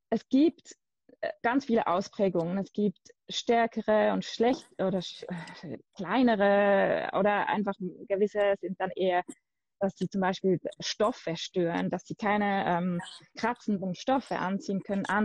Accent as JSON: {"language": "German", "country": "Switzerland", "said": "ich bin aus der Schweiz."}